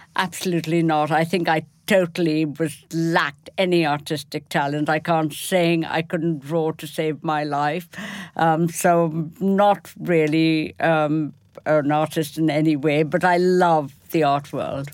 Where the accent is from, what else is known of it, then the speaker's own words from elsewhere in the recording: Kolkata, West Bengal, India; moved away; I come from Bengal, which is very rich in terms of art